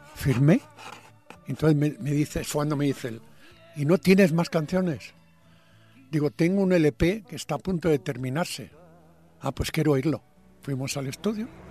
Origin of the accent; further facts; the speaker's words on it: Padrón, Galicia, Spain; moved away as an adult; also born or lived in Santiago de Compostela; now in Madrid, Spain; me entraban ganas de volver a mi pueblo y dije, no, no, yo tengo un orgullo, yo no puedo volver derrotado a Padrón y a Santiago